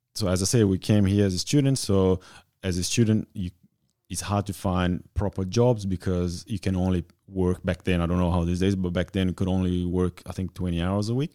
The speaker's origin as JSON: {"language": "English", "town": "Bento Gonçalves", "region": "Rio Grande do Sul", "country": "Brazil", "tie": "born or raised there", "moved": "as an adult", "lives_now": "Australia", "said": "I'm from Brazil, small town called, uh, Bento Gonçalves."}